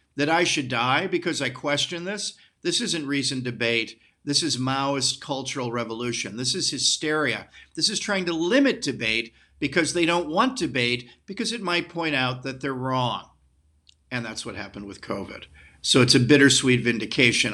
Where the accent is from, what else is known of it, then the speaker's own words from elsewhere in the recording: United States; I'm an American nationalist